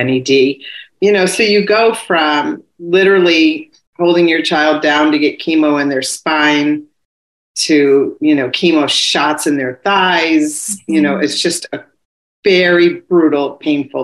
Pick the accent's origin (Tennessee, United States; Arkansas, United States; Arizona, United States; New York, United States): New York, United States; I'm from New York